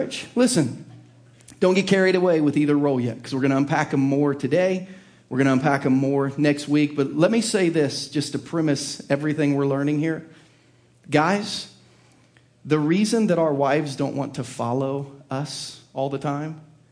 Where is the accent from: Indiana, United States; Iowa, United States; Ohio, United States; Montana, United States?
Ohio, United States; Southern; I was raised in the blue-collar hills of Southern Ohio